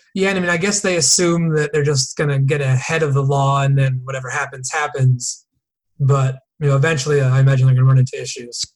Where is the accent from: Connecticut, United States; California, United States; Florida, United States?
Connecticut, United States; New Canaan; moved away as an adult; also born or lived in Boston / San Diego; I grew up in Connecticut, a town called New Canaan